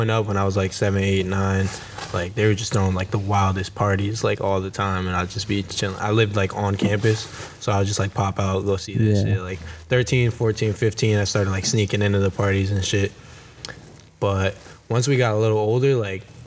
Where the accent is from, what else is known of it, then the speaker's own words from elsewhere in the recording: Middletown, Connecticut, United States; I'm from Middletown, Connecticut